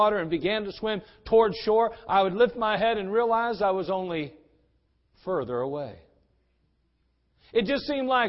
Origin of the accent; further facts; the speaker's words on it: East Coast, United States; I was from the East Coast